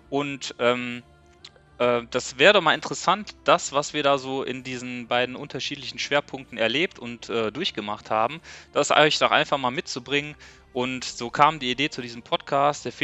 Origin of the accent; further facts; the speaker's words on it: Düsseldorf, North Rhine-Westphalia, Germany; ich bin 32, komme auch aus Düsseldorf.